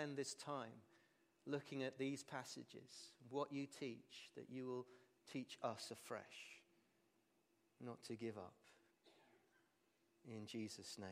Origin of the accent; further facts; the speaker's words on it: England, United Kingdom; we're English